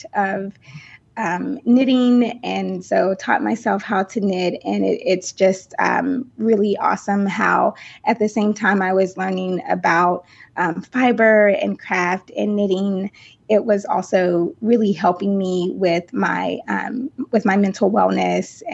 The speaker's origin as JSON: {"language": "English", "region": "South Carolina", "country": "United States", "tie": "born or raised there", "also_born_or_lived": "Denver, Colorado", "said": "I was born in Denver, Colorado. But I actually grew up in South Carolina. So I moved to South Carolina with my mom and my sisters when I was 5 years old. So, the South is home for me"}